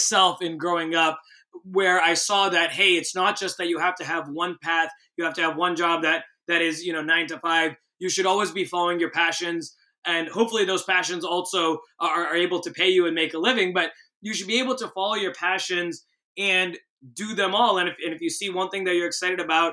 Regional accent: Boston, Massachusetts, United States; moved away as an adult; now in San Francisco, United States; I grew up in the Boston area.

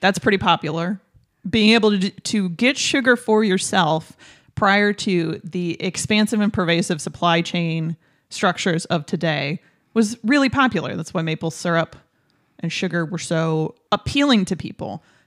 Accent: Michigan, United States; first language English; because I grew up in Tim Hortons country. Michigan has, like, hundreds of Tim Hortons.

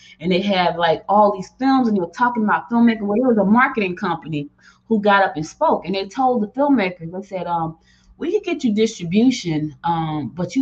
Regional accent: Newark, New Jersey, United States; also born or lived in Georgia / Rocky Mount, North Carolina; I was born in Georgia, but I was raised in Jersey

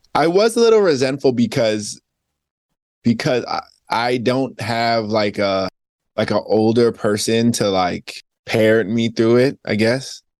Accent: Spring Valley, New York, United States; also born or lived in Queens, New York; I'm from Spring Valley, Rockland County. I was born in Queens.

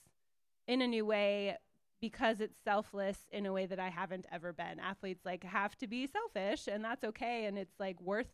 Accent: Vancouver, Washington, United States; I grew up in Vancouver, Washington.

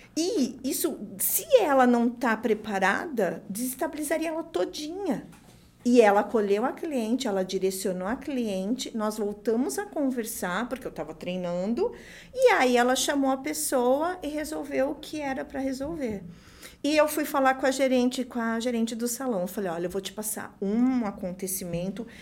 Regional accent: São Paulo, Brazil; eu sou de São Paulo

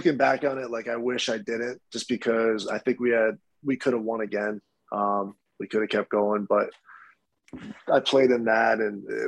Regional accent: Rochester, New York, United States; growing up in Rochester

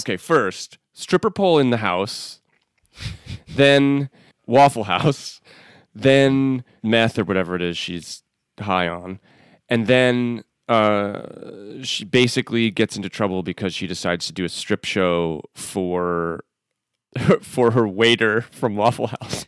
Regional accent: Northeast, United States; moved away; I'm from the Northeast originally

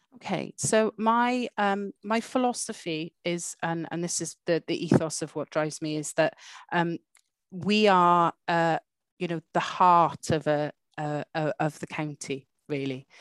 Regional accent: Welsh, Wales, United Kingdom; moved away as an adult; So I am Welsh

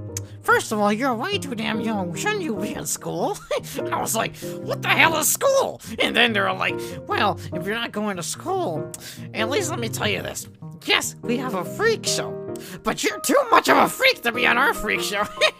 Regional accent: Mississippi, United States; I didn't want to leave Mississippi because that was my home state. Why the hell would I want to leave my home state? It's where I grew up.

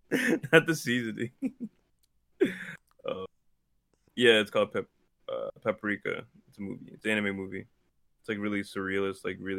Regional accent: United States; especially as like black men in America

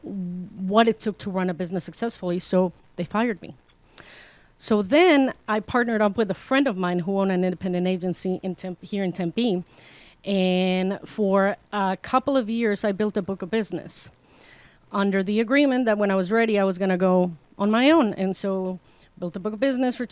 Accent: Mexico; now in Arizona, United States; I am originally from Mexico, and so when I migrated to Arizona

